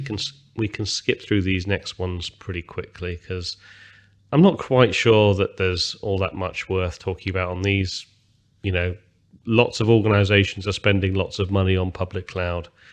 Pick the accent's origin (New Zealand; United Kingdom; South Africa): United Kingdom; I'm, I'm British, as most people can hear from my language